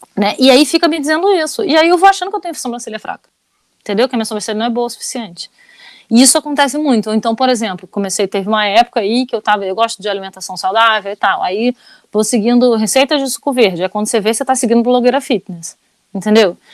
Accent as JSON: {"language": "Portuguese", "region": "Rio de Janeiro", "country": "Brazil", "tie": "born or raised there", "moved": "yes", "lives_now": "France", "said": "eu sou carioca, nascida, nascida e criada no Rio de Janeiro. Mas eu moro na França."}